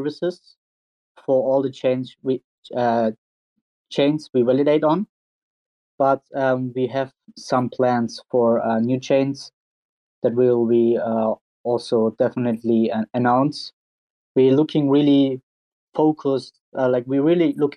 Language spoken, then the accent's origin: English; Turkey; my home country